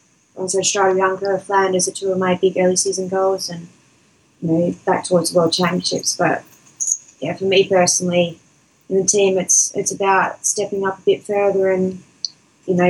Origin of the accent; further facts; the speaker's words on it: Adelaide, South Australia, Australia; Adelaide's my hometown